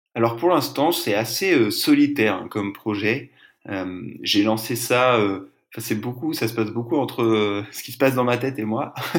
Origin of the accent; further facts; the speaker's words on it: Brittany, France; moved away as an adult; also born or lived in Lille; now in Marseille, France; j'ai grandi en Bretagne.